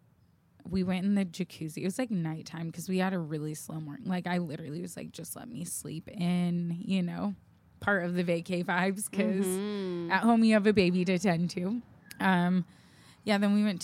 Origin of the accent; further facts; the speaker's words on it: South Bay, California, United States; we're from the South Bay. Of California